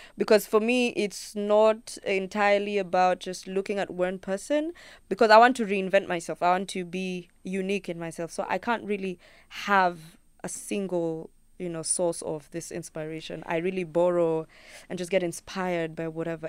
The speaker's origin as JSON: {"language": "English", "country": "Kenya", "first_language": "Luo", "second_language": "English"}